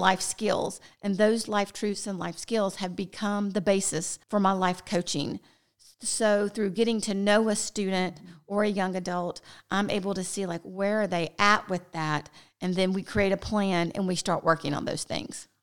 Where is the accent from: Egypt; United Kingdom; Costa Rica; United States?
United States; the South; We're from the South